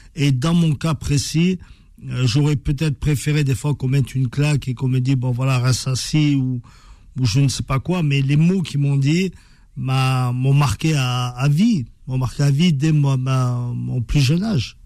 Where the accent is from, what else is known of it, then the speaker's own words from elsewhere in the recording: France; on a grandi en France. Euh, on a étudié en France.